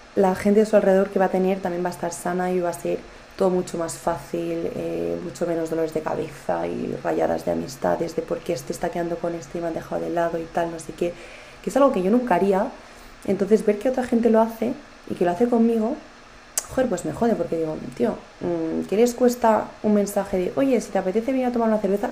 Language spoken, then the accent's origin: Spanish; Spain; yo me siento muy española, eh, adoro mi país